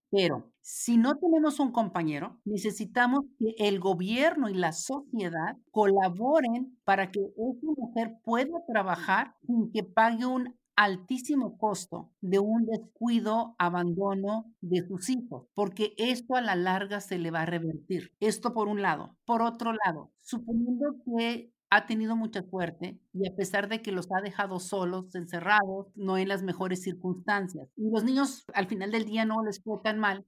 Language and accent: Spanish; Ciudad Juárez, Chihuahua, Mexico; Tú y yo somos de Juárez